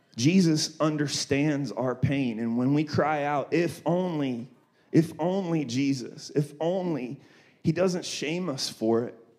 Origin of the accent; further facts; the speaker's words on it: Columbus, Ohio, United States; moved away as an adult; now in Redlands, United States; I'm originally from Ohio, Columbus, Ohio. I lived there till I was 18